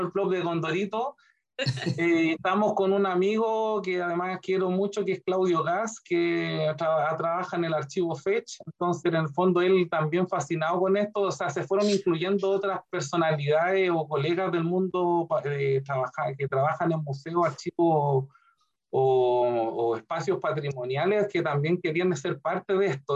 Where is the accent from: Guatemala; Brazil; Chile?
Chile; Curicó, Maule; Yo me fui nacido y criado en Curicó, mi ciudad natal